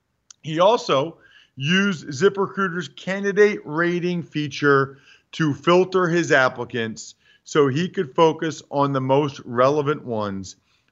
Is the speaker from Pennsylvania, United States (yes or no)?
yes; Reading, Pennsylvania, United States; I'm from Reading.